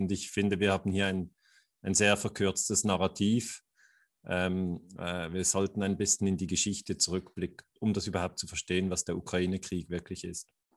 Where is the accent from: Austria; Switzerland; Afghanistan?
Switzerland; sage ich jetzt als Schweizer